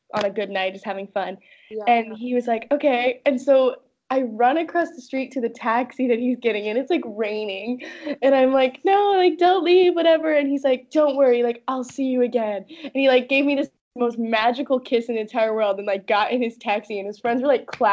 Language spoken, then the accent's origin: English; Oregon, United States; moved away; I can't believe you researched my hometown.